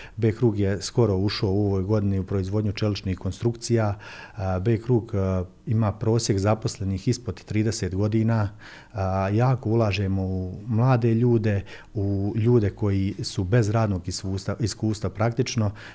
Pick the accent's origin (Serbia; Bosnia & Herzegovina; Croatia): Bosnia & Herzegovina; Livno, Federation of Bosnia and Herzegovina; kod nas u Livnu